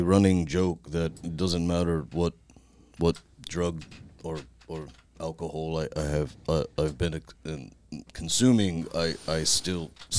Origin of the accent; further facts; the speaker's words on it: Kentucky, United States; growing up in Kentucky